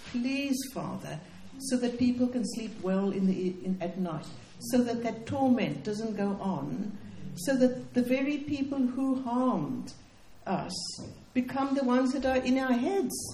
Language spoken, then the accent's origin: English; Cape Town, Western Cape, South Africa; But um, I come from Cape Town, in which I worked in what we call our townships